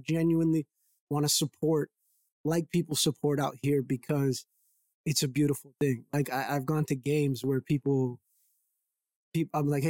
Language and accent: English; Brockton, Massachusetts, United States; But where I grew up in Brockton, Mass, primarily, because I moved around a lot, that's where I feel like I got my gusto from